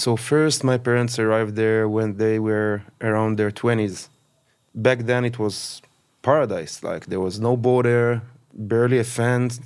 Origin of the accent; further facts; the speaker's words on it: Kfar Aza, Southern District, Israel; I've born and raised in Kfraza.